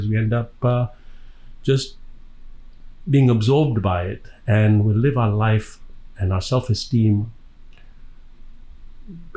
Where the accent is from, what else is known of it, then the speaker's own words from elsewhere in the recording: Dar es Salaam, Tanzania; accent: Indian, but African accent; moved away; also born or lived in Birmingham, England; I was born in Dar es Salaam in Tanzania, which is on the east coast of Africa, on the Indian Ocean.